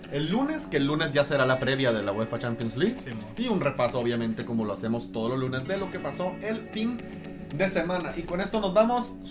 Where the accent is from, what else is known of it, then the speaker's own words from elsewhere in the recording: Mexico; me representa como mexicano.